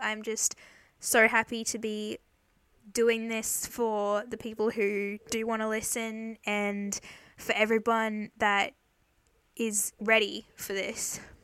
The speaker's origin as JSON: {"language": "English", "region": "Queensland", "country": "Australia", "said": "I'm from Australia in Queensland"}